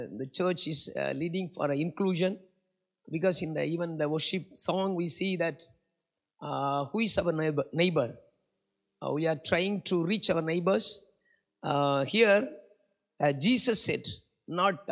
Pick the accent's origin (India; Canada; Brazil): India; moved away as an adult; now in Singapore; I was a migrant worker from India, now I am a Singaporean. I'm almost 15 years, I'm Singaporean.